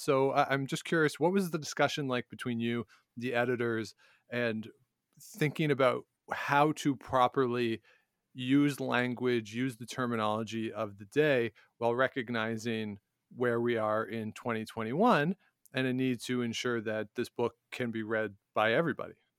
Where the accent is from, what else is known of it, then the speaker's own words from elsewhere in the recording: Canada; now in Ottawa, Canada; I'm here in Ottawa, I'm a Canadian